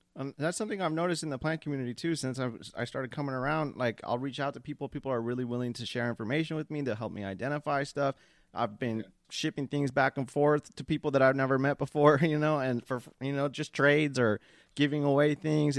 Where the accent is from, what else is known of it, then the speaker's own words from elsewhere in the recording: Long Beach, California, United States; I'm from Long Beach. I'm 30. I lived in Orange County for a little bit